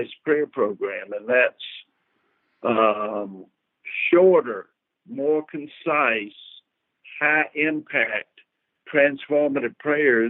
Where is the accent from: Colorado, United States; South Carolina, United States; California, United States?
South Carolina, United States; Columbia; I'm from South Columbia, South Carolina